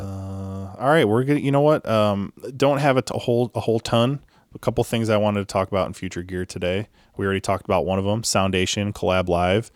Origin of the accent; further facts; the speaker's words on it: Chicago, Illinois, United States; growing up in Chicago